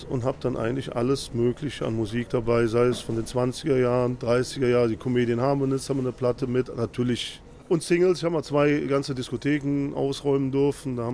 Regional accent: Zülpich, North Rhine-Westphalia, Germany; Ich komme aus Zülpich, einem kleinen Städtchen am Nordrand der Eifel.

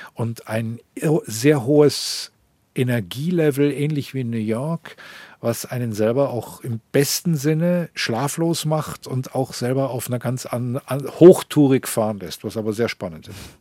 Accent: Munich, Bavaria, Germany; first language German; moved away as an adult; also born or lived in Rome, Italy; now in Tel Aviv, Israel; München ist meine Heimatstadt

